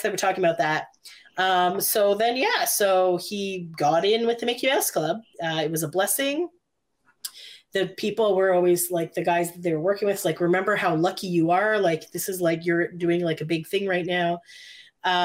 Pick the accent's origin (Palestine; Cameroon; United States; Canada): Canada; For those listening that are not Canadian. {S10} Yes. {S11} We're Canadian.